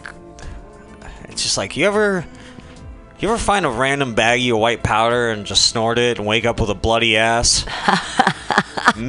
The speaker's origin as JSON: {"language": "English", "town": "Fresno", "region": "California", "country": "United States", "tie": "born or raised there", "also_born_or_lived": "Bakersfield, California", "moved": "yes", "said": "I grew up in Fresno"}